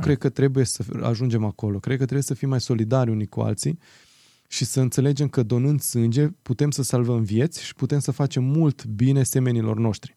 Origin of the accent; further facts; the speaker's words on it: Romania; moved away as an adult; cum am plecat eu în 2007 din România